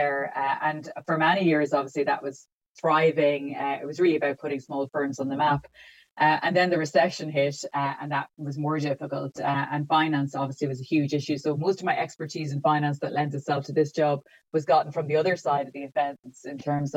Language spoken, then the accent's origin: English; Mullingar, Leinster, Ireland; moved away as an adult; also born or lived in Dublin / Limerick; I grew up in Mullingar